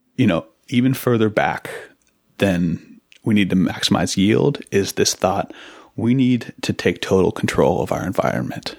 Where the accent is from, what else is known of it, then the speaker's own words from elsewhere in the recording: Seattle, Washington, United States; also born or lived in Massachusetts; I grew up in Seattle.